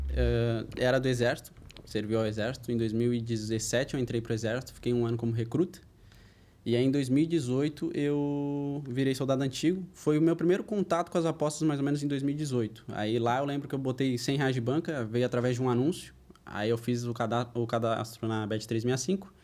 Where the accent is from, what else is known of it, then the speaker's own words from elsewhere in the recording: Florianópolis, Santa Catarina, Brazil; also born or lived in Porto Alegre; Eu sou natural de Porto Alegre, sou gaúcho, mas eu moro em Florianópolis desde os 8 anos de idade. Saí de bem cedo de Porto Alegre por causa de era muito perigoso.